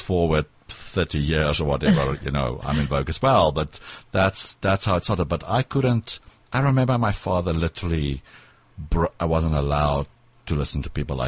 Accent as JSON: {"language": "English", "town": "Pretoria", "region": "Gauteng", "country": "South Africa", "tie": "born or raised there", "accent": "South African", "first_language": "Afrikaans", "second_language": "English", "moved": "as an adult", "lives_now": "New York, United States", "said": "I grew up in Pretoria"}